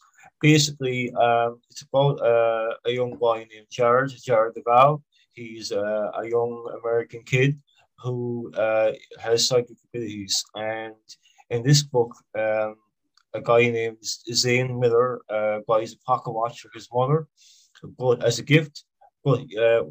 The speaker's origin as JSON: {"language": "English", "country": "Ireland", "said": "I'm from Ireland."}